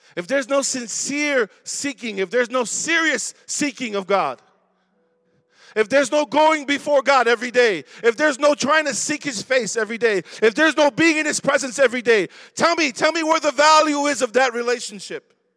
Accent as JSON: {"language": "English", "town": "Chicago", "region": "Illinois", "country": "United States", "tie": "born or raised there", "said": "I was born and raised in Chicago. Went to Roberto Clemente. I'm from Logan Square, Humble Park"}